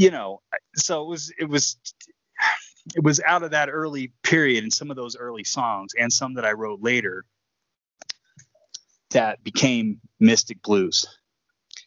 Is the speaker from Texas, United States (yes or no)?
yes; Houston, Texas, United States; I was growing up in Houston